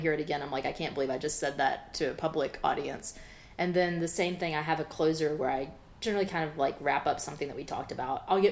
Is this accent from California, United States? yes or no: no; South Georgia, United States; also born or lived in Memphis, Tennessee / Brooklyn, New York / Athens, Georgia; now in Atlanta, United States; I grew up in the South, I'm originally from Memphis, and I grew up in South Georgia